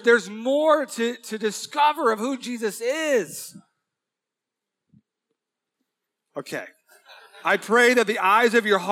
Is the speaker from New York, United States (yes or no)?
no; Huntington Beach, California, United States; This is my hometown, born and raised in Huntington Beach.